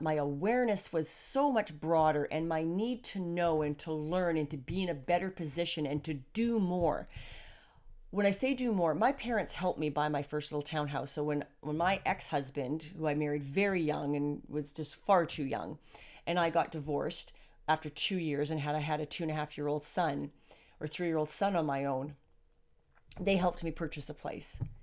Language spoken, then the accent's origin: English; Canada; being a Canadian